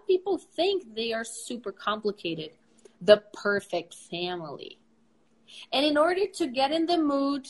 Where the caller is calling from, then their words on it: Brazil; English is a second language; I am speaking from Brazil.